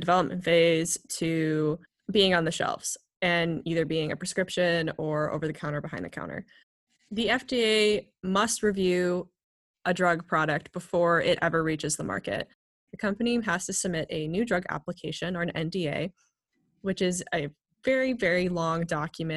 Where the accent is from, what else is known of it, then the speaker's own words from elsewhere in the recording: United States; we're from the United States